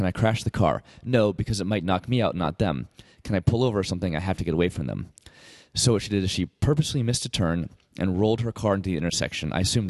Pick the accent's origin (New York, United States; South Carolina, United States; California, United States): South Carolina, United States; Columbia; Columbia, South Carolina, my hometown, actually.